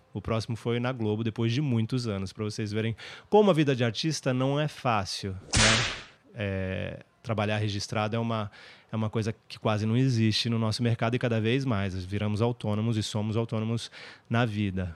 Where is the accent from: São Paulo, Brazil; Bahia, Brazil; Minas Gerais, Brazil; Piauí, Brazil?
São Paulo, Brazil; São Bernardo do Campo; also born or lived in Santo André; Eu nasci em São Paulo, mas vivi minha vida inteira no ABC. Comecei, uh, minha infância foi em Santo André, onde eu estudei até a quarta série, e depois eu me mudei para São Bernardo do Campo